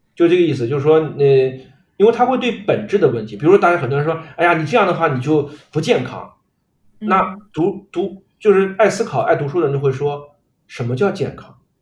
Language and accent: Chinese; China; 我们中国人